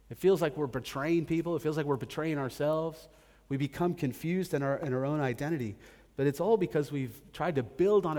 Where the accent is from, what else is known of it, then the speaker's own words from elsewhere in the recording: United States; moved away as an adult; I grew up in America